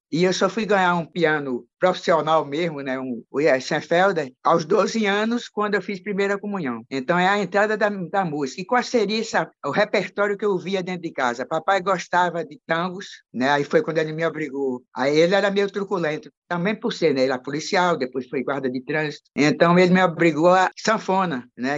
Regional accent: João Pessoa, Paraíba, Brazil; em João Pessoa, né, onde eu sou, sou da Paraíba

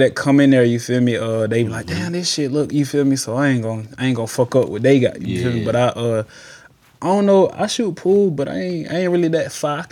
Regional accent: Atlanta, Georgia, United States; moved away as an adult; now in Toledo, United States; I'm from Atlanta. I'm from uh, the west side of Atlanta

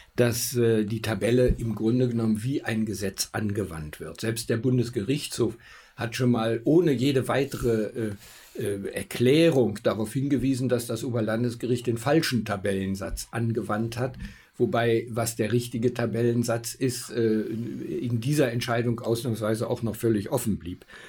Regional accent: Augsburg, Bavaria, Germany; Ich komme aus Augsburg

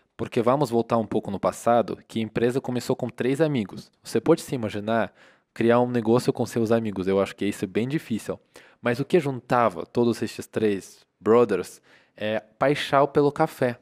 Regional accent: Russia; Portuguese is a second language; now in Brazil; eu sou da Rússia

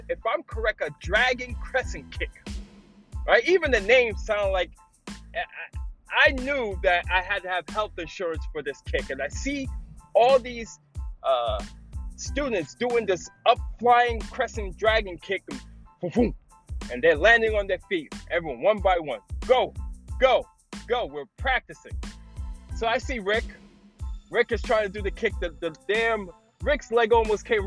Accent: New York City, New York, United States; I grew up in the Bronx in a city called Parkchester.

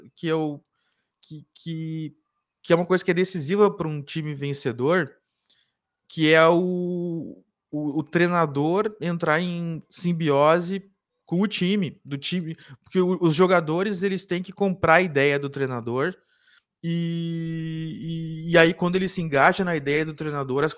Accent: Cachoeira do Sul, Rio Grande do Sul, Brazil; now in Porto Alegre, Brazil; Eu sou de Cachoeira

